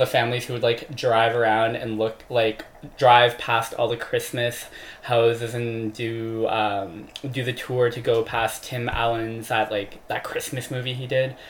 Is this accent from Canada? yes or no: yes; Oakville, Ontario, Canada; I grew up in Oakville.